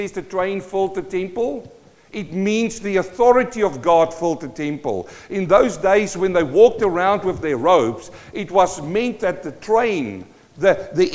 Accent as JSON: {"language": "English", "country": "South Africa", "tie": "born or raised there", "first_language": "Afrikaans", "second_language": "English", "moved": "as an adult", "lives_now": "New Zealand", "said": "I'm a South African born"}